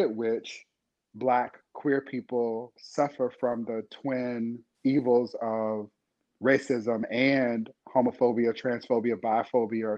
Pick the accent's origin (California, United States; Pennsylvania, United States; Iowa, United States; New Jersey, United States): California, United States; Inglewood; my hometown of Inglewood, California